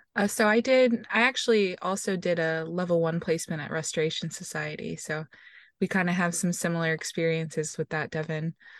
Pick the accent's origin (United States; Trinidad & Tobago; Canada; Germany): United States; Houston, Texas; I am originally from Houston, Texas